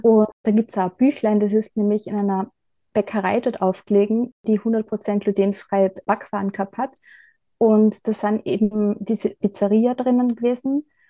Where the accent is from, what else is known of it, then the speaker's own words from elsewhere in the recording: Bad Gleichenberg, Styria, Austria; also born or lived in Bad Ischl / Ebensee; now in Leibnitz, Austria; bin in Bad Gleichenberg aufgewachsen, bin dann nach Bad Ischl und nach Ebensee gezogen wegen meiner Ausbildung